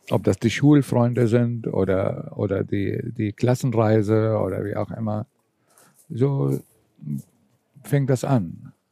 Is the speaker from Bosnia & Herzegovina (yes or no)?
no; Syria; Ich komme zwar aus Syrien, aber meine Eltern sind griechisch. Sie, sie waren früher Flüchtlinge und sie sind in Syrien gelandet.